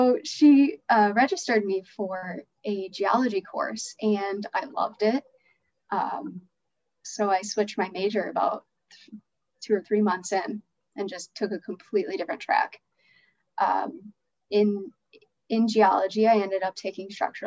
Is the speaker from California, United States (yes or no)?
no; Chicago, Illinois, United States; growing up in Chicago